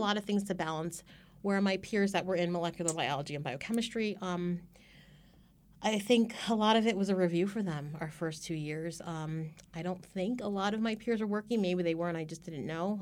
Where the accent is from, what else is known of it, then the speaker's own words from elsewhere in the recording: Carneys Point, New Jersey, United States; I actually grew up not too far away from here, um, in South Jersey, um, in a small town called, uh, Kearney's Point